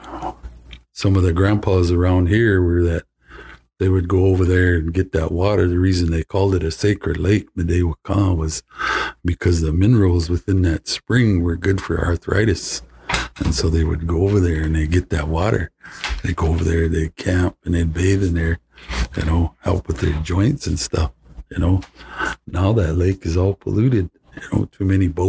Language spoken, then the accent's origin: English; Flandreau, South Dakota, United States; I'm from Flandreau, South Dakota